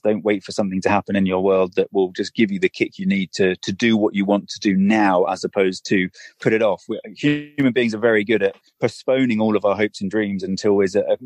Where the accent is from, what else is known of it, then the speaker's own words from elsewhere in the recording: United Kingdom; I'm a British endurance athlete and an adventurer